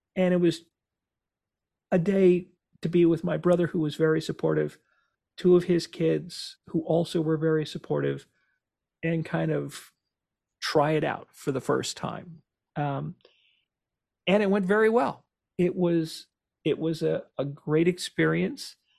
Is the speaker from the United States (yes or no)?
yes; Cranford, New Jersey, United States; my hometown, about Cranford